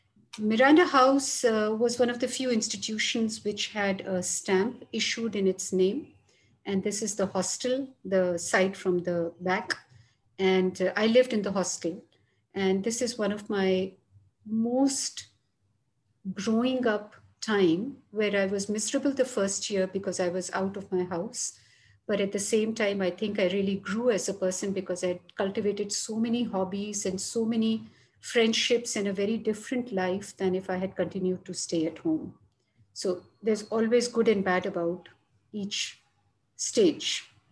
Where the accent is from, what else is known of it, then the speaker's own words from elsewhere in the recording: Jhansi, Uttar Pradesh, India; born there; also born or lived in Delhi / Chandigarh / Chennai / Varanasi; So while I was born in Jhansi, which is somewhere here, dipping into Madhya Pradesh, I stayed many times in Delhi, in Chandigarh, which is somewhere Punjab.